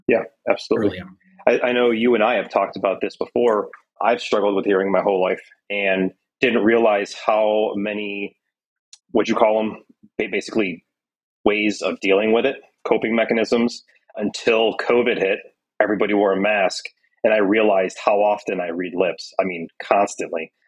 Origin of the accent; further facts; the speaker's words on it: Syracuse, New York, United States; moved away; my hometown, Syracuse, New York